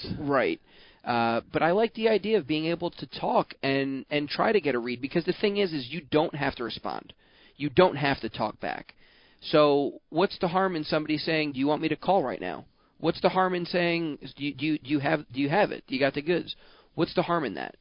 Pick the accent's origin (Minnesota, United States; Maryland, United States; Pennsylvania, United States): Maryland, United States; Baltimore; I grew up in Baltimore